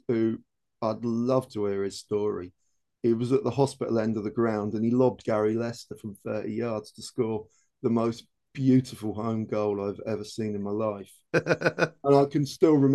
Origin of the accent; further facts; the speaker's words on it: Princes Risborough, South East England, United Kingdom; I grew up in Prince's Risborough and I went to school in Aylesbury.